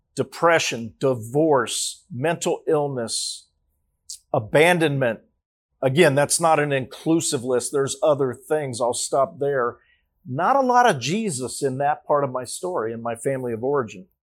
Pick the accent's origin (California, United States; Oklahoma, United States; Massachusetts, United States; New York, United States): California, United States; Los Angeles; I was born in Los Angeles, California